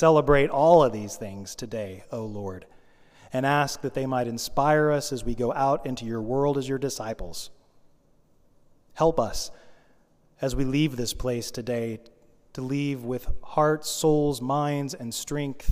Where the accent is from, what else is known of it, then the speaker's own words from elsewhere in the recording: United States; I'm an American